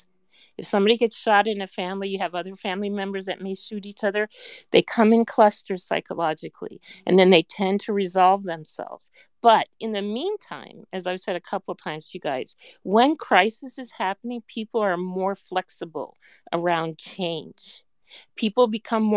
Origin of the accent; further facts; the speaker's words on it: Colorado, United States; I'm from Colorado